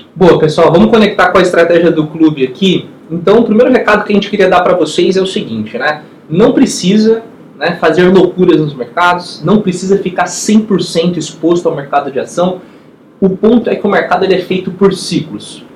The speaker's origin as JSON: {"language": "Portuguese", "country": "Brazil", "said": "como investidor e também como brasileiro"}